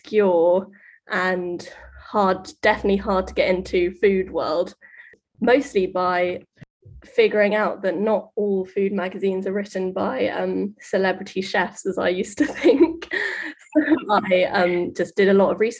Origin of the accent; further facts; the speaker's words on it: London, United Kingdom; I'm Mexican, but I was born and raised in London, so I'm Mexican British